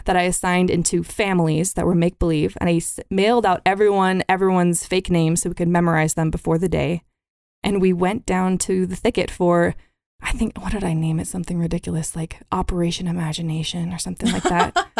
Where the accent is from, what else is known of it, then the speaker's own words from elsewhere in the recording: Billings, Montana, United States; also born or lived in San Diego; I was born in San Diego and moved to Billings, Montana on my first birthday.